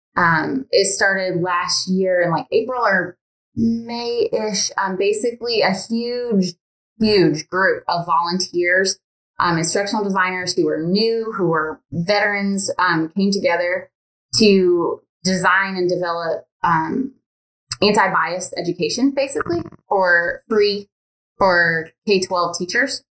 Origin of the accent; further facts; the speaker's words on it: Michigan, United States; moved away as an adult; also born or lived in Indiana; now in Alabama, United States; I'm from Michigan, and then we moved to Alabama.